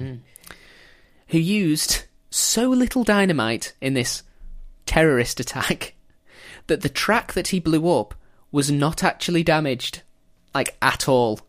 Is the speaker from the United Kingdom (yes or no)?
yes; England, United Kingdom; as an English schoolchild